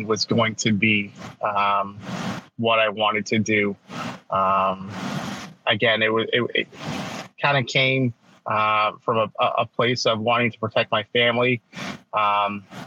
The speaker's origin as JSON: {"language": "English", "area": "north of Toronto", "region": "Ontario", "country": "Canada", "tie": "born or raised there", "said": "I'm Canadian, so I was just born north of Toronto in Ontario, Canada, in the great year of 1979."}